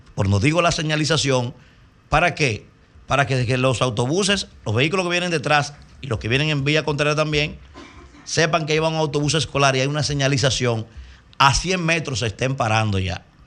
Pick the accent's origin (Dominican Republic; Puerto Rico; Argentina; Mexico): Dominican Republic; Como dominicano